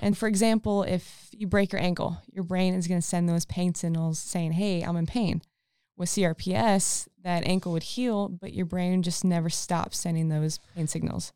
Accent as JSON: {"language": "English", "region": "Texas", "country": "United States", "moved": "as an adult", "said": "I'm actually from Texas, been here for a little over a year now."}